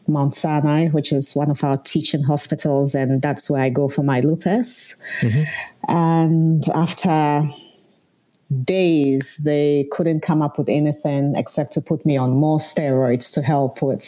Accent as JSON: {"language": "English", "town": "Accra", "region": "Greater Accra", "country": "Ghana", "tie": "born or raised there", "also_born_or_lived": "northern Ghana", "moved": "as an adult", "lives_now": "Ontario, Canada", "said": "I'm Ghanaian. I lived in Ghana most of my life. I was actually born in the north and we migrated to Accra, and I lived there till my early 20s."}